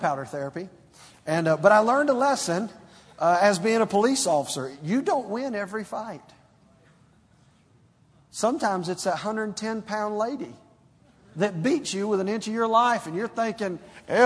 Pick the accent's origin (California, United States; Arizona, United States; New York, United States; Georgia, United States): Georgia, United States; Stone Mountain; growing up in Stone Mountain, Georgia